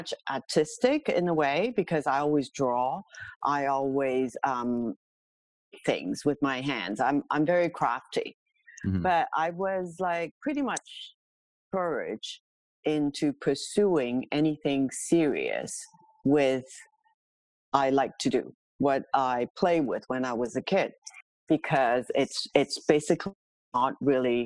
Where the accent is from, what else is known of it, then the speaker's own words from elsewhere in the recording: Hong Kong; now in Toronto, Canada; I am born and raised in Hong Kong many moons ago, to a very traditional Chinese family